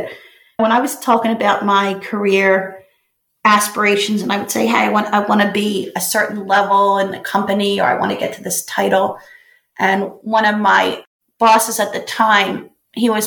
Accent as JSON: {"language": "English", "town": "Belfast", "region": "Northern Ireland", "country": "United Kingdom", "tie": "born or raised there", "said": "it's about a kid who lives in Belfast, and that's where I was born"}